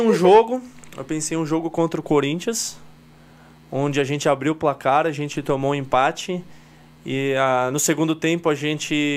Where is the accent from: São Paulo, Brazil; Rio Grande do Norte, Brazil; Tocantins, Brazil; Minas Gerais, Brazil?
São Paulo, Brazil; Somos de São Paulo, treinamos na Vila Prudente